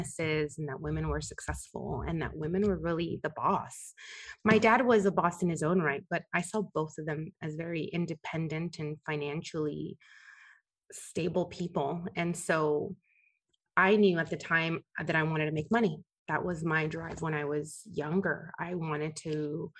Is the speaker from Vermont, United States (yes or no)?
no; La Puente, California, United States; I am from La Puente, California.